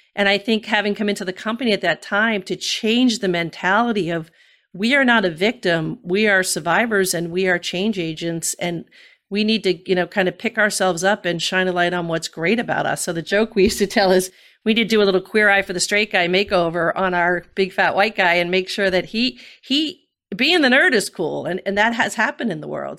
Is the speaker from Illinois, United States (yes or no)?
no; New York City, New York, United States; like a Bronx girl made good